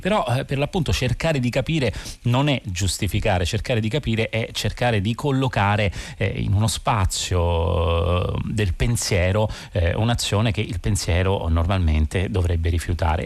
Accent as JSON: {"language": "Italian", "town": "Rome", "region": "Lazio", "country": "Italy", "said": "da romano"}